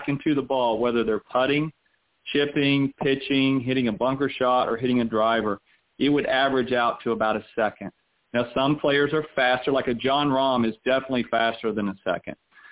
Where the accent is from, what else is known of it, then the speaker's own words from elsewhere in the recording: the South, United States; also born or lived in Orlando; growing up in the South where I grew up